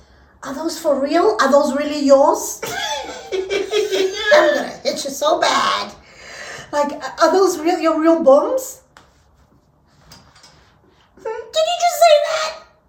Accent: South Africa; now in United States; I'm from South Africa.

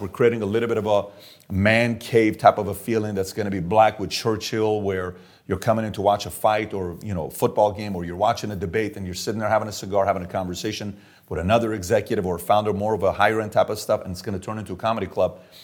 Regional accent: Iran; moved away; I'm Armenian and I'm Assyrian, born and raised in Iran

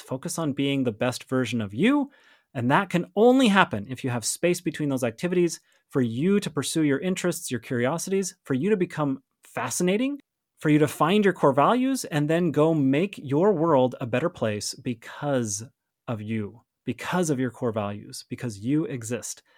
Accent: Montana, United States; I grew up in Montana, for those of you who don't know, and Montana has more cows than people

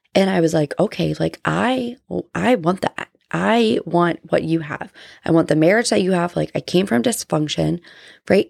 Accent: New Jersey, United States; now in Georgia, United States; I grew up in New Jersey

